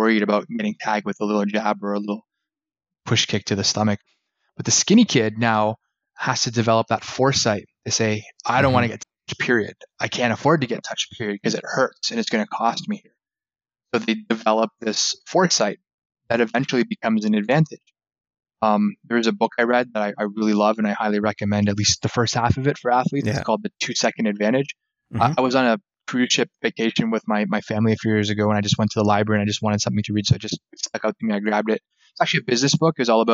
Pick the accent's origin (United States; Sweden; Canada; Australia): Canada; I was born and raised in Canada.